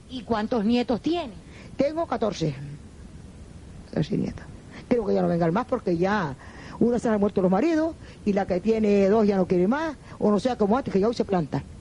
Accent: Sobradillo, Canary Islands, Spain; Nací aquí en el Sobradillo y toda la vida he vivido aquí. Y aquí nacieron mis, abuelas y mi madre.

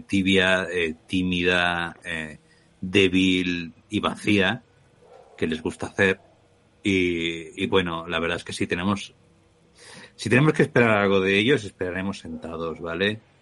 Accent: Spain; accent: Spanish (Spain); tengo acento español

